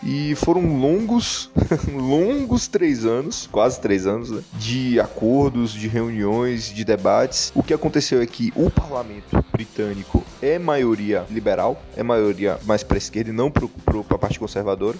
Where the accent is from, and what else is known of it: Brazil; moved away